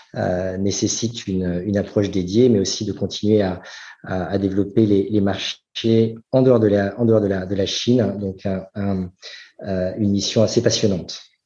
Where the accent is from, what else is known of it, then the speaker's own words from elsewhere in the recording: France; moved away as an adult; also born or lived in United States / Singapore; ça fait maintenant 13 ans que je suis parti de, de France